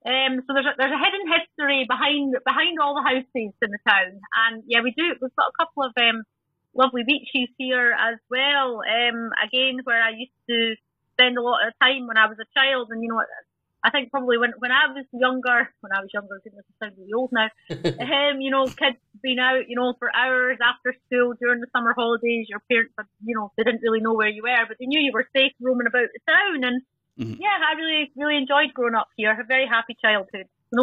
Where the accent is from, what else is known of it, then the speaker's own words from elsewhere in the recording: Dalgety Bay, Scotland, United Kingdom; also born or lived in Hamilton; My childhood was in Dalgety Bay in Fife, which is a sort of commuter suburb for Edinburgh. It's grown quite a lot over the years. I still actually stay in Dalgety Bay.